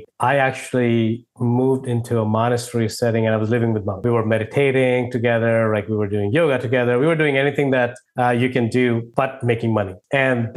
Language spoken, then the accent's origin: English; India; moved away as an adult; now in United States; if my accent didn't give away, or if my name didn't give away, I grew up in India. I've moved to the US in 2000